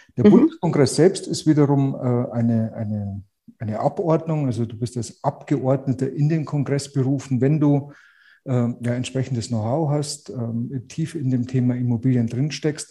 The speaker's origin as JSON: {"language": "German", "town": "Munich", "region": "Bavaria", "country": "Germany", "accent": "Bavarian"}